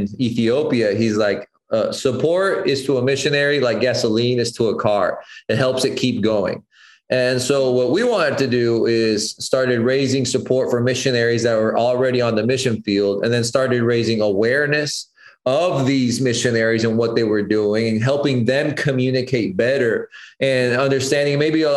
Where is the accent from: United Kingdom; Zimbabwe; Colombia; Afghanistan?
Colombia; growing up in Colombia, my dad, I mean, in general, the Colombian culture is very like coffee centered